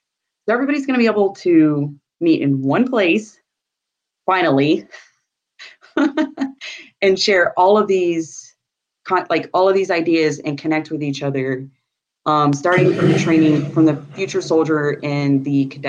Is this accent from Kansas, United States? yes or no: no; New Mexico, United States; You came from Florida and I came from New Mexico.